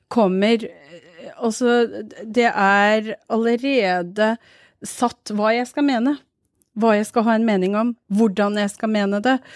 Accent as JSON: {"language": "Norwegian", "country": "Norway", "said": "Jeg pleier å si jeg er fra Pakistan, jeg. For det er mye enklere, for de aksepterer ikke å høre at jeg er fra Norge."}